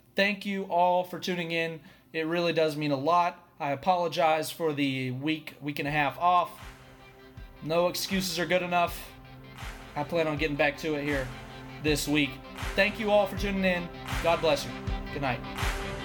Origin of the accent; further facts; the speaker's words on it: Atlanta, Georgia, United States; I am from Metro Atlanta